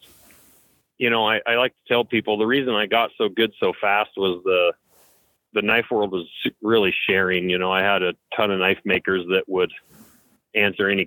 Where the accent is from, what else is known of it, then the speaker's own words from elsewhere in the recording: Lincoln, Montana, United States; I was growing up in Lincoln, Montana, which is a small kind of town on the edge of the Bob Marshall Wilderness here.